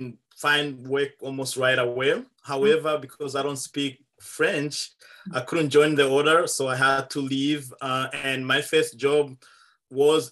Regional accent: Malawi; also born or lived in Rwanda; now in Ottawa, Canada; I'm originally from Rwanda, but I grew up in Malawi

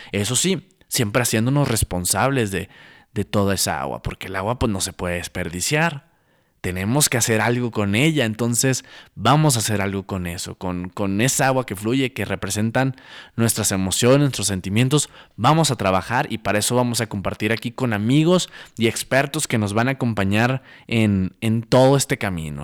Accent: Santiago, Nuevo León, Mexico; moved away as an adult; also born or lived in Monterrey, Nuevo León; now in Mexico City, Mexico; nací en la ciudad de Monterrey, Nuevo León, viví en un pueblo hermoso, un pueblo mágico llamado Santiago, Nuevo León, toda mi vida hasta los 19 años

